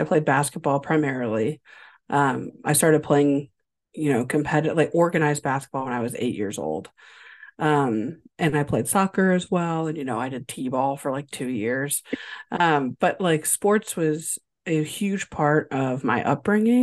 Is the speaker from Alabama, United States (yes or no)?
no; Indiana, United States; moved away as an adult; also born or lived in Minnesota / Ohio; I grew up in Indiana